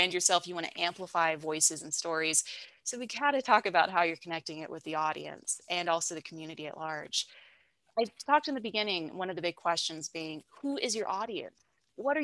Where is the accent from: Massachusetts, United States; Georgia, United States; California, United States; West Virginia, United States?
West Virginia, United States; moved away as an adult; now in Charlotte, United States; I'm originally from West Virginia